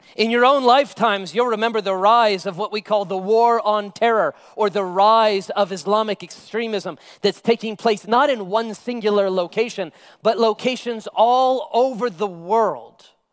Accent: United States; me as an American

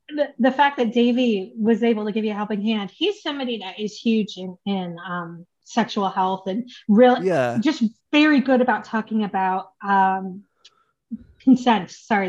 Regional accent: United States; born there; I mean, I was born in the States, but anyway

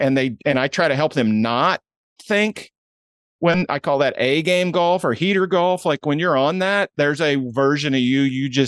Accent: Indiana, United States; Didn't grow up in golf. Basketball was my world. I grew up in Indiana. And back in my day, man, that was everything.

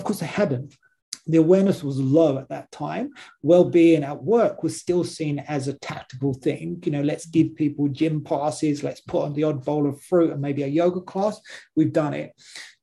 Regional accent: London, United Kingdom; moved away as an adult; now in Australia; I wasn't born in Australia. I've been in Australia for about 6 years now. Prior to that, I spent most of my life in London

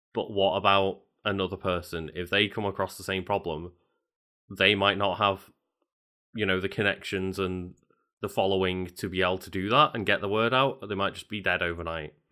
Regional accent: Liverpool, North West England, United Kingdom; I grew up in Liverpool where there's two very big football teams.

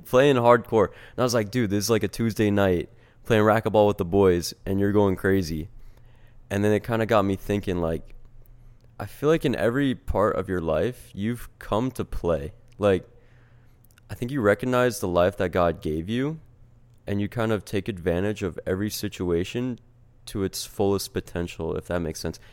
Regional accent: New Jersey, United States; We're from New Jersey

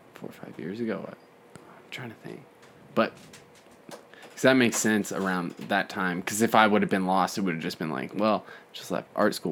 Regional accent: Calgary, Alberta, Canada; we're from Calgary, Alberta, yeah. Canada

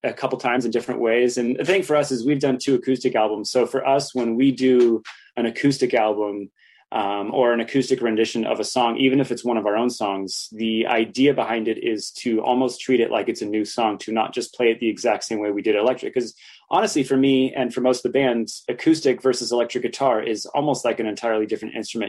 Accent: Santa Cruz, California, United States; growing up in Santa Cruz

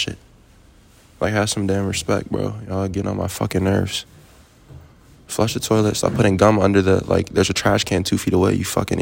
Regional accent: Maryland, United States; also born or lived in Fairfax, Virginia / Germantown, Maryland; I just say I'm from Maryland

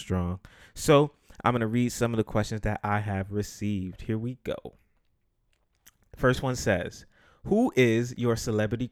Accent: New York City, New York, United States; I'm a guy from the Bronx

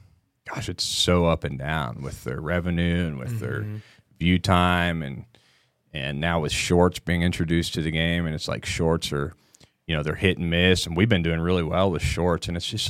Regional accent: Missouri, United States; also born or lived in Texas; Yeah, like I was born in Missouri.

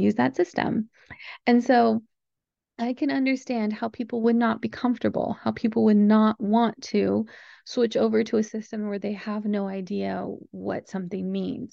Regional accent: United States

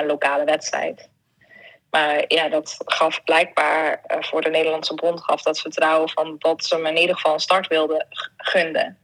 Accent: Netherlands; moved away; ik ben een Hollander

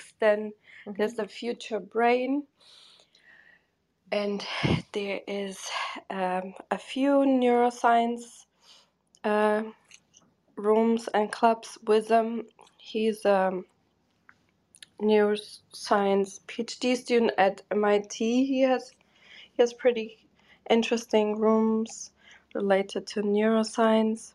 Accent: Germany; English is a second language; also born or lived in Portugal; I grew up in Germany

